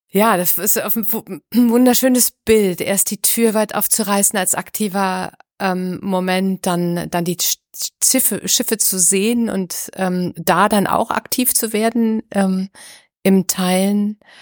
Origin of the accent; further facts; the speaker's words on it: Düsseldorf, North Rhine-Westphalia, Germany; moved away; ich komm aus Düsseldorf. Das ist meine alte, alte Heimat sozusagen, meine alte Gegend